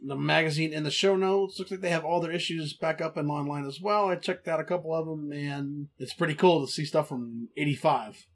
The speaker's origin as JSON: {"language": "English", "region": "Texas", "country": "United States", "said": "I'm from Texas"}